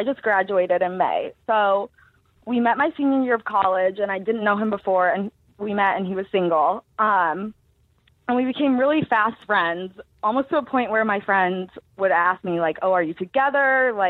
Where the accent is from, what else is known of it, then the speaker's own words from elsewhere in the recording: Missouri, United States; now in New York, United States; I'm from Missouri originally, so I'm not used to that much snow